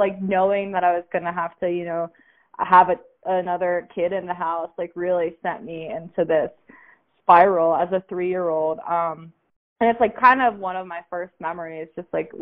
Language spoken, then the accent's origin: English; Pittsburgh, Pennsylvania, United States; moved away as an adult; now in New Mexico, United States; I'm from Pittsburgh, Pennsylvania. And I lived there until I was 23.